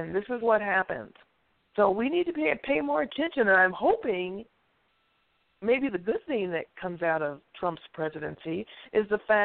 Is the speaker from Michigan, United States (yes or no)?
yes; Detroit, Michigan, United States; I'm not from Africa. I'm from right here. I'm from right fucking here. I am a black American. I'm from right here.